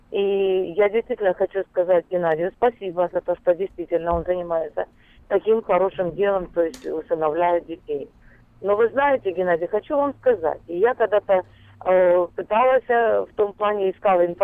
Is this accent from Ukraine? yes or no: yes; Ukraine; moved away; Я с Украины, поэтому за Россию не знаю.